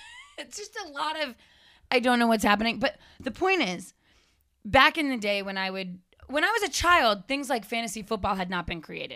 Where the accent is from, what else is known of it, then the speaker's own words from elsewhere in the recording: Framingham, Massachusetts, United States; moved away; I grew up in Framingham